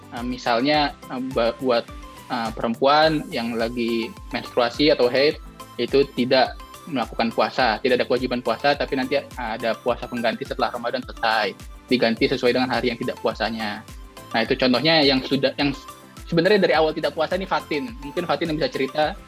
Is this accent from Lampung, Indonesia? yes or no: no; Depok, West Java, Indonesia; moved away as an adult; now in London, United Kingdom; asal dari Depok, Jawa Barat